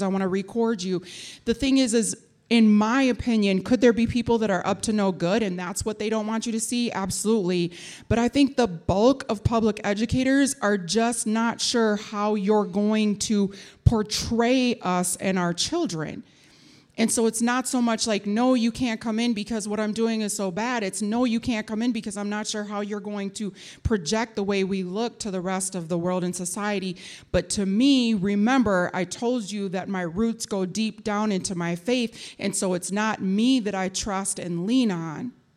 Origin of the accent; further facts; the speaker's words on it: Minneapolis, Minnesota, United States; My mother, um, brought me to North Minneapolis, which is where we lived and where I went to school.